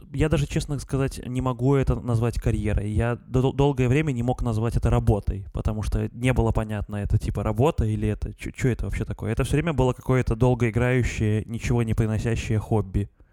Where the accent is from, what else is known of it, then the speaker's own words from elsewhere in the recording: Gomel, Gomel Region, Belarus; в Гомеле, в городе Гомеле, откуда я родом